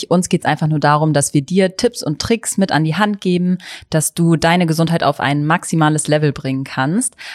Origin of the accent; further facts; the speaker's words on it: Hamburg, Germany; ich komme auch aus Hamburg